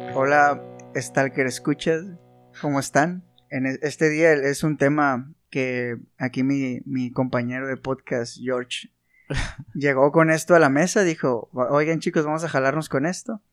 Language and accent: Spanish; Sinaloa, Mexico; nosotros somos sinaloenses y aquí en Sinaloa